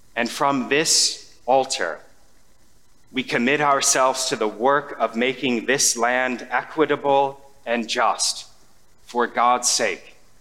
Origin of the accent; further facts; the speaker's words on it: United States; We, as an American society